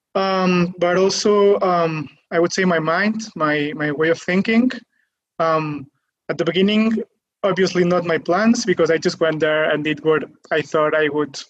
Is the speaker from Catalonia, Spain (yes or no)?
yes; near Barcelona, Catalonia, Spain; I'm from Spain. I'm from Catalonia, near Barcelona